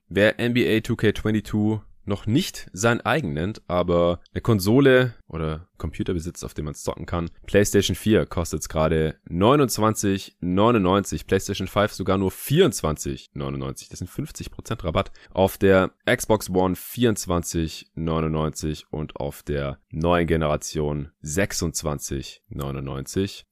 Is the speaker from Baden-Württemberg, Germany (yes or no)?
yes; Stuttgart, Baden-Württemberg, Germany; now in Berlin, Germany; in meiner alten Heimat in Stuttgart